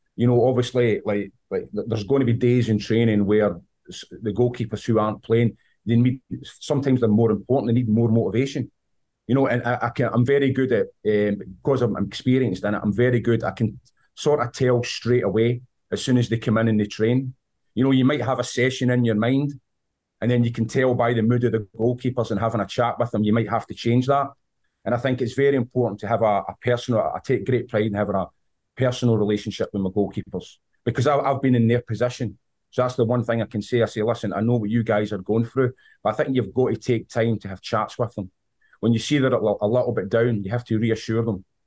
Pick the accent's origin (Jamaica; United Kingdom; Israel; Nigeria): United Kingdom; Scotland; accent: Scottish; moved away as an adult; also born or lived in Vancouver, Canada; now in United States; you can tell with my accent, I'm from Scotland.